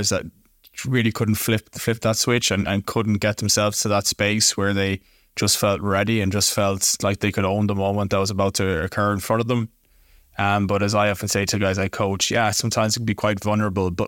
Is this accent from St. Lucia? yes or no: no; Galway, Connacht, Ireland; moved away as an adult; also born or lived in Poland; I'm from Galway City in the west of Ireland